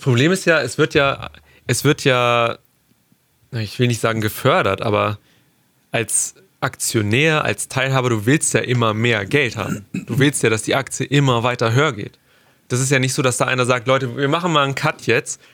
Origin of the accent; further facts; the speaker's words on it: between Hanover and Braunschweig, Lower Saxony, Germany; wir kommen aus dem Norden. Wir sind beide, wir sind beide irgendwo zwischen Hannover und Braunschweig angesiedelt